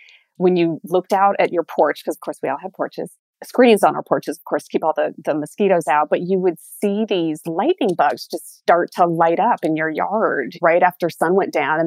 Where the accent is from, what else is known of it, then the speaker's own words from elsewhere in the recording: Des Moines, Iowa, United States; I was born and raised in Des Moines, Iowa, and I grew up there in the 70s and 80s.